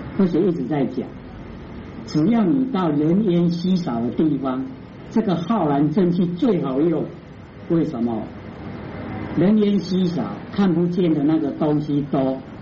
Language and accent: Chinese; Taiwan; 我们台湾话都捆仙绳